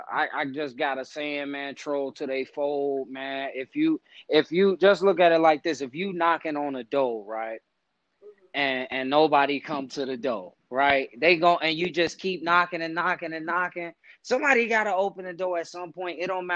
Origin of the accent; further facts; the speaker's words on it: Chicago, Illinois, United States; people never think I'm from Chicago. Like, they think I'm from everywhere else but there, you know, because they say my style, my demeanor, my how I talk and shit like that. But then once I tell them I'm from the West Side